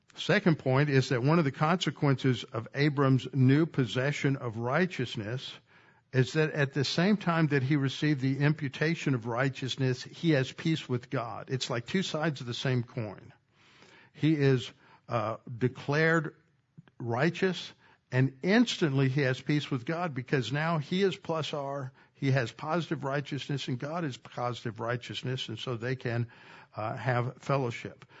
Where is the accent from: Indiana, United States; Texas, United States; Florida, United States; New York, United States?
Texas, United States; I grew up in Texas